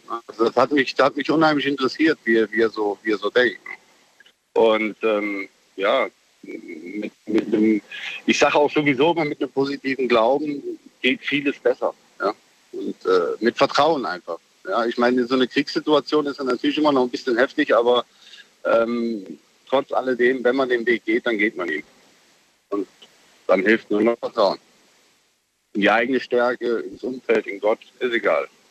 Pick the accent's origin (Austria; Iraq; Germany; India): Germany; Mönchengladbach, North Rhine-Westphalia; Ich bin ja in Mönchengladbach groß geworden